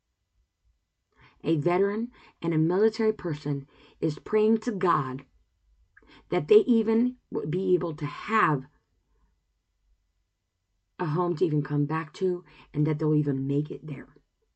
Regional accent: United States; as an American

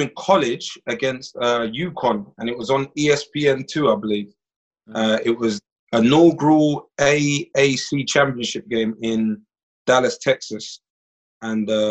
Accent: London, United Kingdom; moved away as an adult; also born or lived in United States; now in Iceland; I was born in London, England. I am 29 years old. I was raised in England, and then I moved to America when I was 18 for college, and now currently I'm living in Iceland.

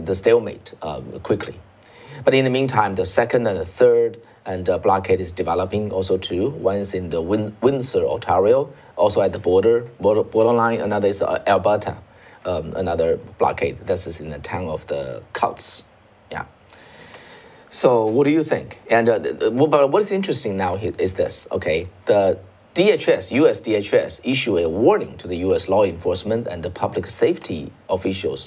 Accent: China; moved away as an adult; now in United States; we came from China

